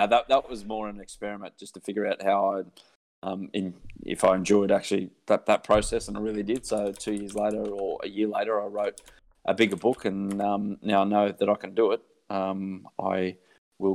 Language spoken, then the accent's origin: English; Sydney, New South Wales, Australia; Sydney born and bred, and luckily never had to move out of Sydney and away from where I grew up.